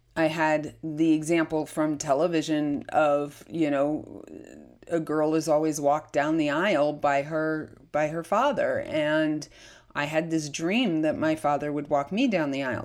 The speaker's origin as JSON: {"language": "English", "town": "Lakewood", "region": "New Jersey", "country": "United States", "tie": "born or raised there", "said": "I was born in, of all places, despite my story, Lakewood, New Jersey"}